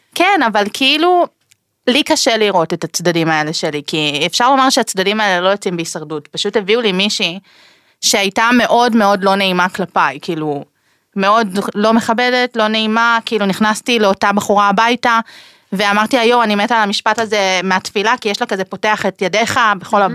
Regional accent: Israel; בגלל שנולדתי בארץ, קיבלתי את הזכות להישאר כאן

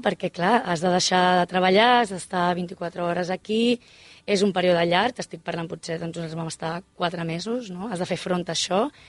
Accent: Mataró, Catalonia, Spain; Som de Mataró

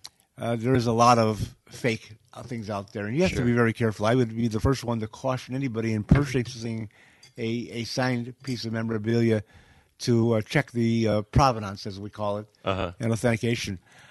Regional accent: Chicago, Illinois, United States; I'm from Chicago.

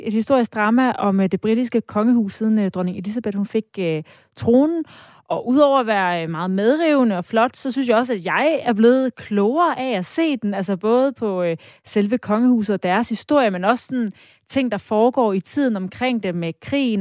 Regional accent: Denmark; vi som danskere

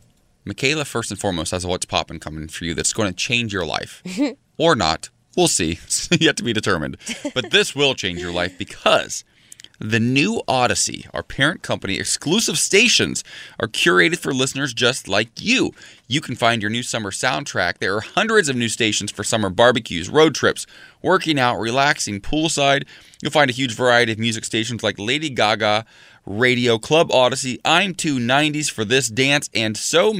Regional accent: Columbus, Ohio, United States; moved away as an adult; now in Los Angeles, United States; my hometown of Columbus, Ohio. My hometown. It's where I sort of lived through my college years and where I came out.

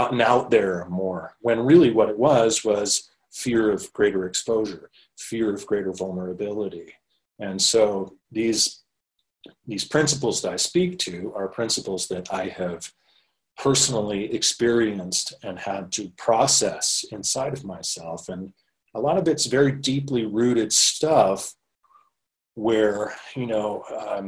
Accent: Maine, United States; moved away as an adult; now in Los Angeles, United States; going from growing up in Maine to starting at the age of 25, spending most of the last 20 years in the Los Angeles area in Southern California.

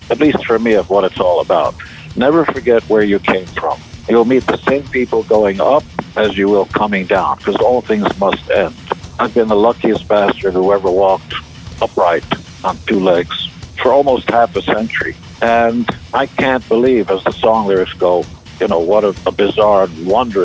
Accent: Israel; now in United States; I come from Israel, the promised land

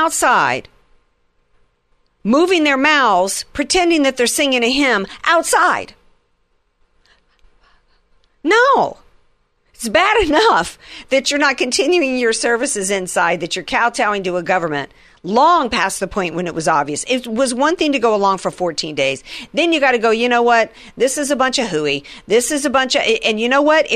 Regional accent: the Bible Belt, the South, United States; when I was a kid and I grew up in the Bible Belt

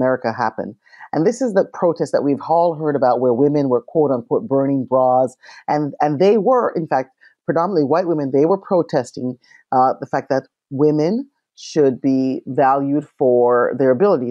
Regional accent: Canada; growing up in Canada

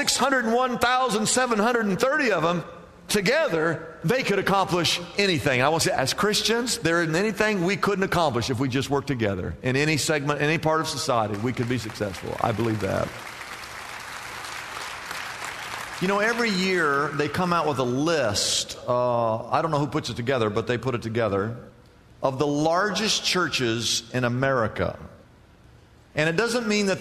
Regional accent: Midwest, United States; now in California, United States; I grew up in the Midwest

